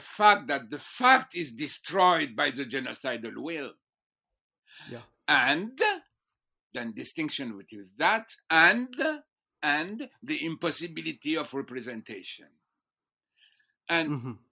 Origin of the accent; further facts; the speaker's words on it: France; moved away as an adult; also born or lived in Strasbourg / Jerusalem; I was born in France